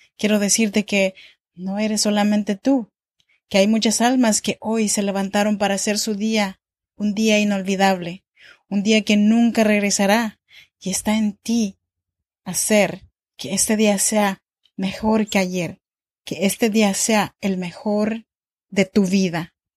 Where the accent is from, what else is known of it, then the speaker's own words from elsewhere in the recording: Oaxaca, Mexico; moved away as an adult; now in Sacramento, United States; yo soy mexicana de Oaxaca, pero actualmente vivo en Sacramento, California, desde hace ya 13 años